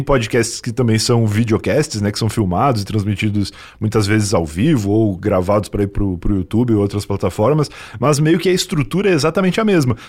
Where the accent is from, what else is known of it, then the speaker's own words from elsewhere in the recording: interior of Rio Grande do Sul, Brazil; moved away; eu vim do interior do Rio Grande do Sul